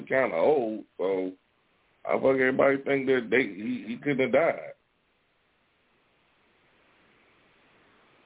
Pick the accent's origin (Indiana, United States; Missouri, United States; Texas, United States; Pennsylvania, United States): Indiana, United States; Gary; we grew up in Gary, but we pretty much knew more about Chicago news